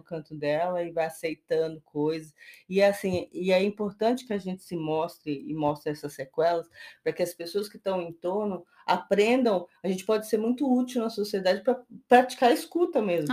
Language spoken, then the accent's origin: Portuguese; Brazil; a gente, como brasileiro